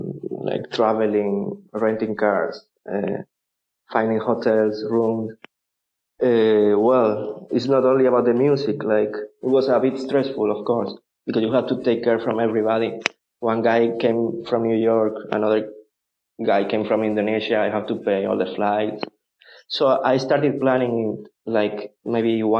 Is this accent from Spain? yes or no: yes; Malaga, Andalusia, Spain; English is a second language; moved away; also born or lived in Barcelona, Spain / Groningen, Netherlands / Amsterdam, Netherlands / Romania; I'm from the south. I'm from Malaga.